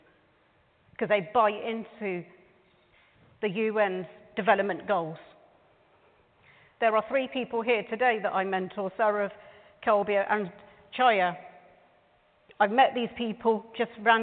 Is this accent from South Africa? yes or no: no; United Kingdom; also born or lived in Canada; This is my country. I'm born and raised in this country, and I am so proud of being British